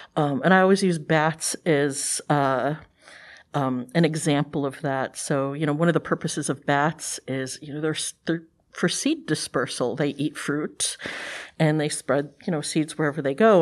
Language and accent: English; Cleveland, Ohio, United States; I'm from Cleveland, Ohio. uh, originally. And we were on the west side of Cleveland